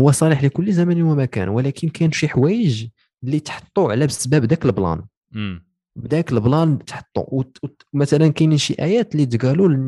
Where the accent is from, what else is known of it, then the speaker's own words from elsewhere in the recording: Morocco; كاين كاين وزيرات دابا حنا عندنا في المغرب اللي ناضيين